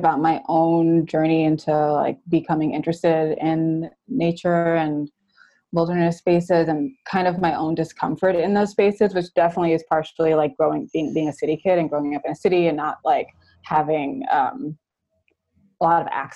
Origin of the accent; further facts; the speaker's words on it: New York City, New York, United States; moved away as an adult; now in Oakland, United States; I grew up in New York City where there's not a lot of like open green spaces